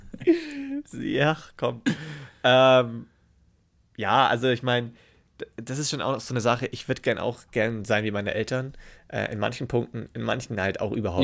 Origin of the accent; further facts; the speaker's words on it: Memmingen, Bavaria, Germany; Bei uns in Memmingen